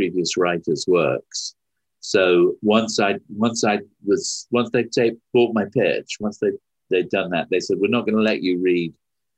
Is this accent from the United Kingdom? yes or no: yes; United Kingdom; moved away; I was as British as I am